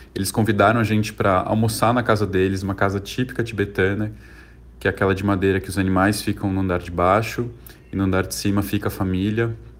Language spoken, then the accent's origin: Portuguese; São Paulo, Brazil; also born or lived in Xi'an, China; eu sou aqui de São Paulo, tenho 37 anos